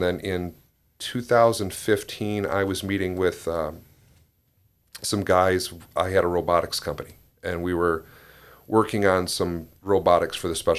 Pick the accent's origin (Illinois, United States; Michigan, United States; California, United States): Michigan, United States; Ludington; Yeah, I grew up in Ludington.